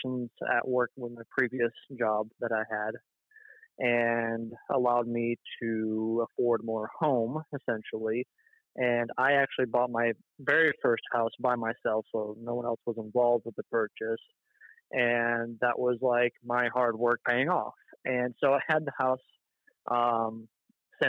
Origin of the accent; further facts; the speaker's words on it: Michigan, United States; moved away as an adult; now in Tennessee, United States; born and raised in Michigan for about 20 years